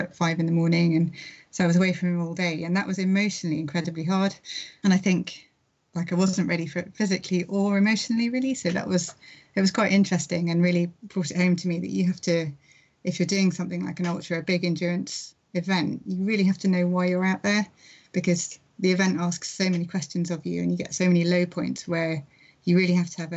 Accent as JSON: {"language": "English", "region": "London", "country": "United Kingdom", "tie": "born or raised there", "said": "I grew up in London"}